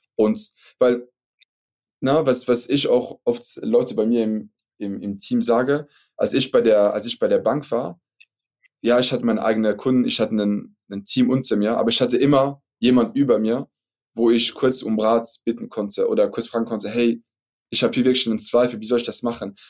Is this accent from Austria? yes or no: no; Luxembourg; first language French; German is a second language; also born or lived in Belgium; ich bin Luxemburger, habt ihr vielleicht gehört, also Akzent, dass ich nicht Deutscher bin